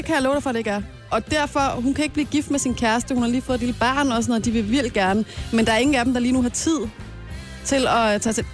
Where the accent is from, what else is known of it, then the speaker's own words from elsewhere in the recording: Brøndby, Capital Region of Denmark, Denmark; jeg er fra Brøndby af